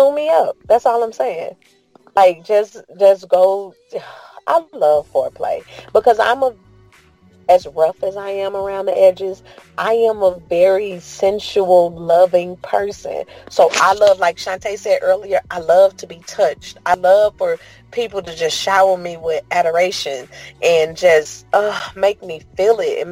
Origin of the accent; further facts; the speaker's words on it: St. Louis, Missouri, United States; Growing up in St. Louis as a woman